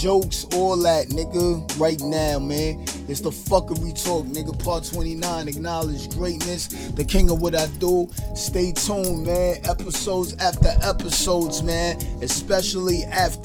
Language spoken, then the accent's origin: English; New York City, New York, United States; I'm from Brooklyn, and I'm doing this show in Brooklyn right now